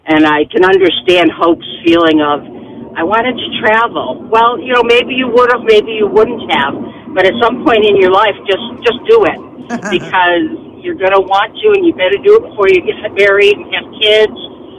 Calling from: Henrietta, New York, United States; I'm in Henrietta right now on my way to downtown to work.

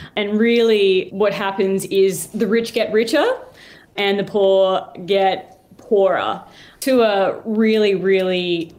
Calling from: Hobart, Tasmania, Australia

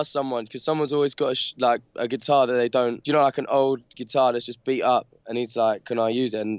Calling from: London, United Kingdom; Um, London, uh, Peckham in London.

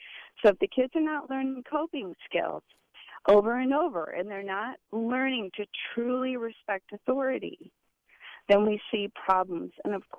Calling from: Valrico, Florida, United States; I'm actually a teacher of 24 years, and I'm actually from the Valrico area

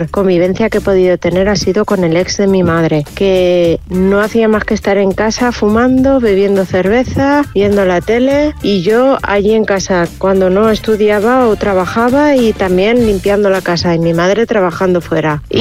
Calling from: Madrid, Community of Madrid, Spain; Hola, soy … de Madrid.

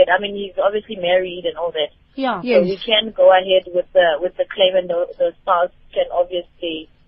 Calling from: Cape Town, Western Cape, South Africa; Good evening. Um, I'm calling from Cape Town.

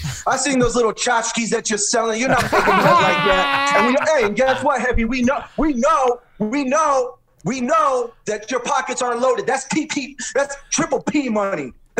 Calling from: Mexico City, Mexico; Hey, man, we're calling in from Mexico City.

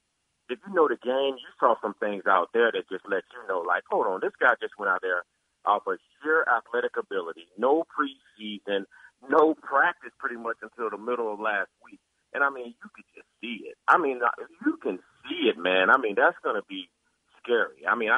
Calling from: North Carolina, United States; I'm calling from North Carolina, actually, Jay

